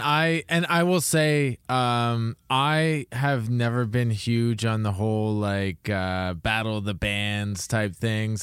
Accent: Toronto area, Ontario, Canada; I grew up around the Toronto area

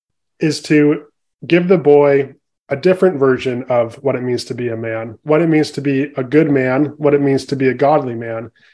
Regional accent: San Francisco Bay Area, California, United States; So I grew up in the San Francisco Bay Area in California

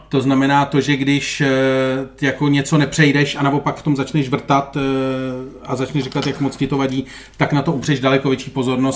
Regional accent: Czechia; jako Češi

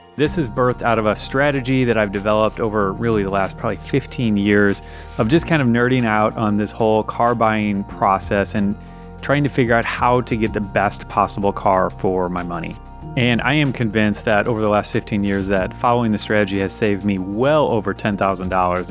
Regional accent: United States; I'm an American.

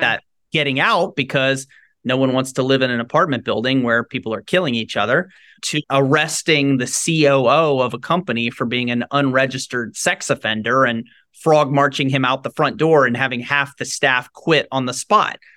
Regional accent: Shreveport, Louisiana, United States; I grew up in Shreveport, Louisiana, Northwest Louisiana

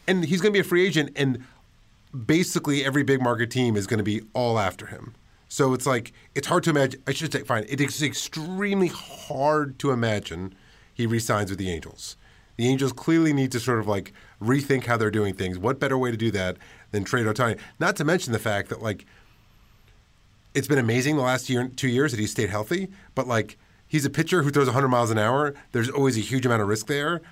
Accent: New York City, New York, United States; I grew up in Washington Heights

